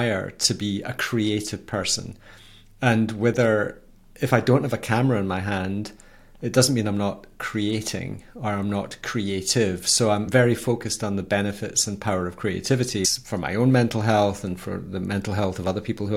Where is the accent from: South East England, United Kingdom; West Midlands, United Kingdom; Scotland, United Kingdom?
Scotland, United Kingdom; I'm Scottish.